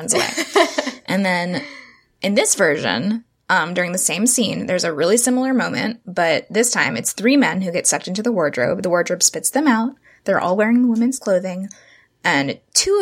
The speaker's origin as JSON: {"language": "English", "town": "Orlando", "region": "Florida", "country": "United States", "tie": "born or raised there", "said": "we grew up in Orlando, going to Disney World and dressing up as Belle when we were little kids"}